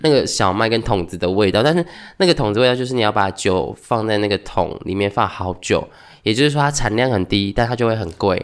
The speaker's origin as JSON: {"language": "Chinese", "country": "Taiwan", "said": "我们是台湾人"}